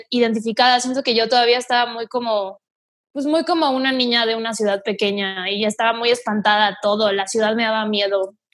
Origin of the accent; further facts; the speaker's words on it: Mante, Tamaulipas, Mexico; accent: northern; Mante está casi pegado a Veracruz, está bajito así, abajito en Tamaulipas.